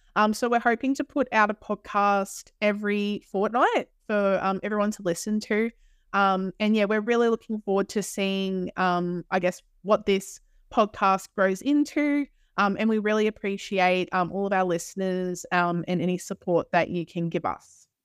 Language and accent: English; Australia; accent: Australian; we are from Australia